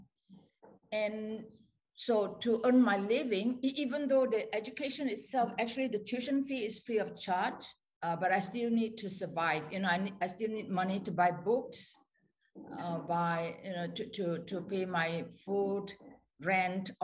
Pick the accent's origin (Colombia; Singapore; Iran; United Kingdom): Singapore; English is a second language; moved away as an adult; now in Sweden; I'm a Singaporean, and I've lived in Sweden for 40 years. So before that, I attended a Chinese school